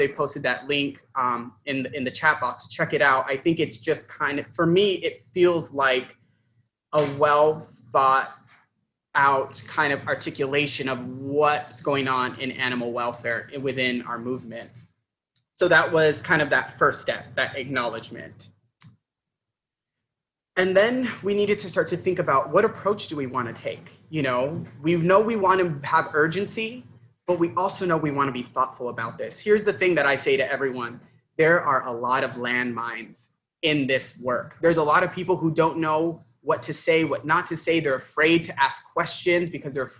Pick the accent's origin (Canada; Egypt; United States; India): United States; Tucson, Arizona; I grew up in Tucson